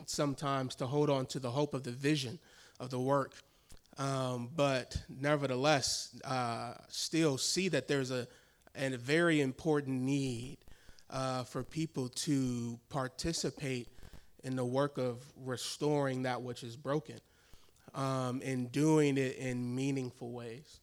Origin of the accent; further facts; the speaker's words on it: Milwaukee, Wisconsin, United States; also born or lived in northern Chicago suburbs; I am from Milwaukee